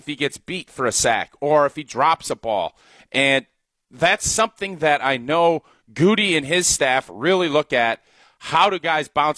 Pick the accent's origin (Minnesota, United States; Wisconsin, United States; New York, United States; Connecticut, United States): Wisconsin, United States; I grew up in Wisconsin